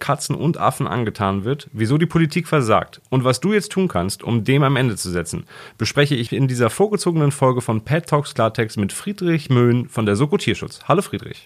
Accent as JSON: {"language": "German", "country": "Germany", "said": "bei uns in Deutschland"}